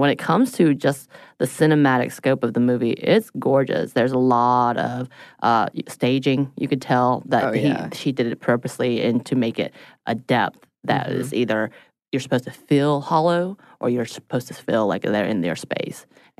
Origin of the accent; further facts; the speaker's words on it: South Korea; moved away; the two musicians I knew about growing up in Korea